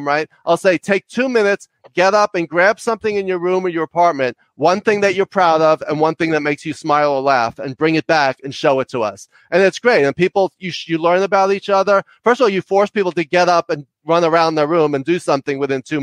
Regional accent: New York, United States; also born or lived in Connecticut; I talk really fast because I'm from New York and I talk loud and fast

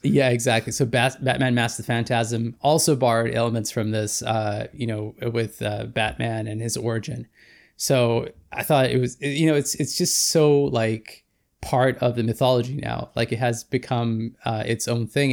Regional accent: Vancouver, British Columbia, Canada; former filmmaker from Vancouver, B C

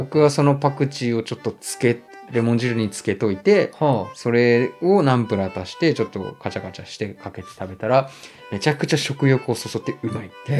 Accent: Nagano, Japan; 僕長野育ちなんですけど

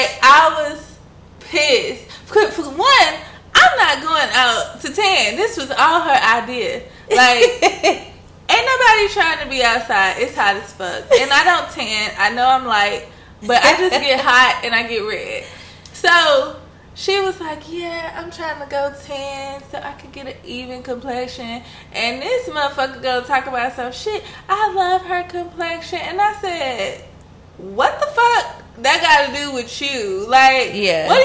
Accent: South Florida, United States; a lot of people in my community, growing up in South Florida

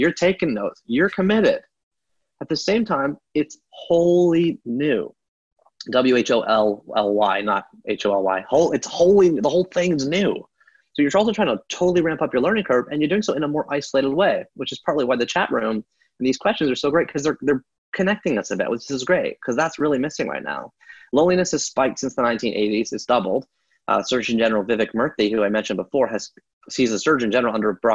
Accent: Canada; I was born in Canada in 1979

